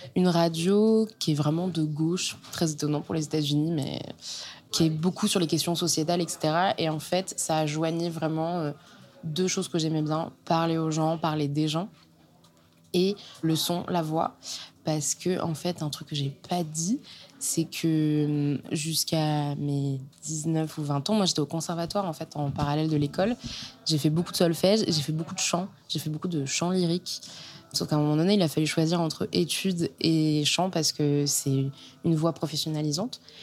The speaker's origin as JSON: {"language": "French", "town": "Caen", "region": "Normandy", "country": "France", "tie": "born or raised there", "also_born_or_lived": "Rennes", "moved": "as an adult", "lives_now": "Paris, France", "said": "je viens de Normandie, d'une famille super. J'ai grandi à Caen"}